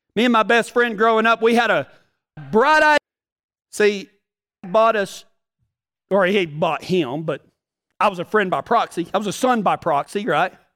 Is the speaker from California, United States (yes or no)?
no; Texas, United States; I'm from Texas